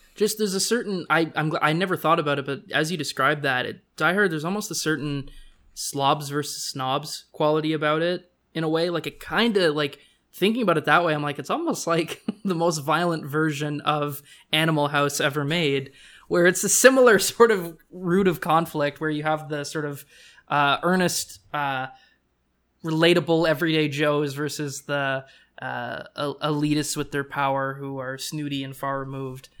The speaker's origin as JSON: {"language": "English", "country": "Canada", "said": "as a Canadian"}